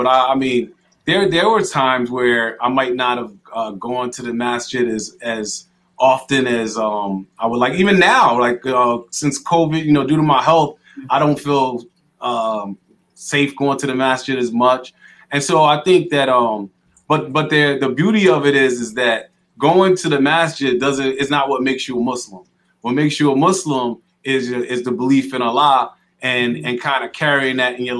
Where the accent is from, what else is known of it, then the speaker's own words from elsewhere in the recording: White Plains, New York, United States; also born or lived in Connecticut / Mississippi / Atlanta; now in Hartford, United States; I grew up in White Plains, New York, and then I moved to Connecticut, went to high school at Hall High School.